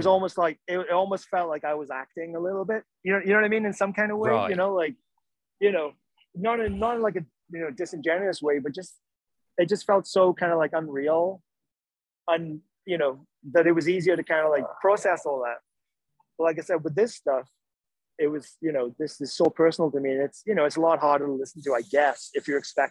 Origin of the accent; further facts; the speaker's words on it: Wales, United Kingdom; moved away; that's just ingrained into me from growing up in Wales